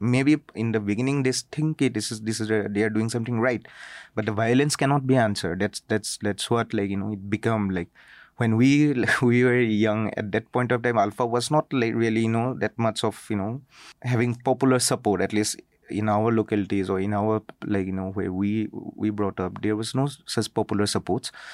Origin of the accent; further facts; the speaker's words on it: Assam, India; I'm from Assam